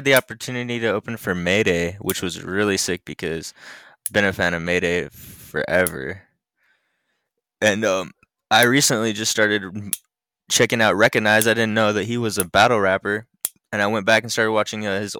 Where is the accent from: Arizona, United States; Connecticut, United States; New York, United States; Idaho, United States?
Idaho, United States; Jerome; also born or lived in Salt Lake City, United States; I'm from I was born in Salt Lake. Okay. But I was raised, I hate to say this, but I was raised in Jerome.